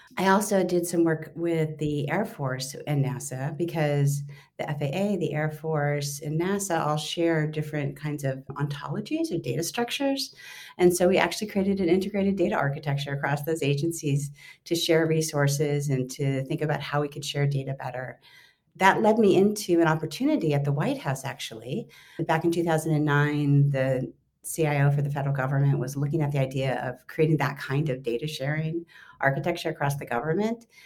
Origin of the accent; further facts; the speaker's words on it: Los Angeles, California, United States; moved away as an adult; it led me back to my hometown. So I've been working for the last five years for Mayor Eric Garcetti here in Los Angeles